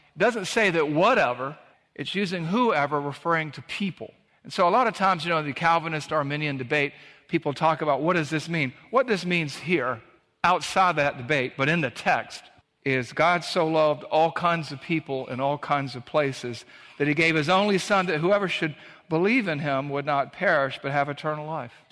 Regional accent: Savannah, Georgia, United States; in the beach where we grew up in Savannah, Georgia

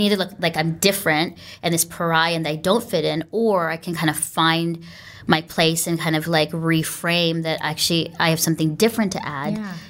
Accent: Canada; I never wanted to learn Tagalog at all. I'm like, I'm Canadian, I'm just English.

